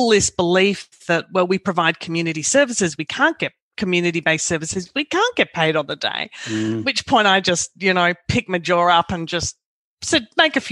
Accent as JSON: {"language": "English", "country": "Australia", "said": "As an Australian and as a business coach"}